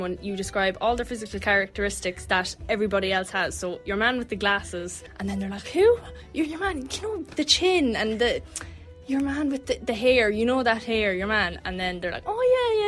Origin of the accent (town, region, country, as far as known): Ireland; accent: Irish